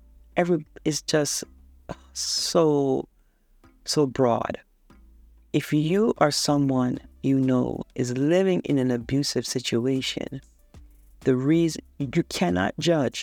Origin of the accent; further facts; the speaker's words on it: Jamaica; I'm a third world girl. I was born in Jamaica